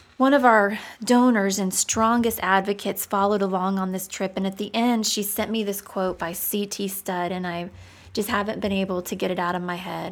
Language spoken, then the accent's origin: English; United States; I'm American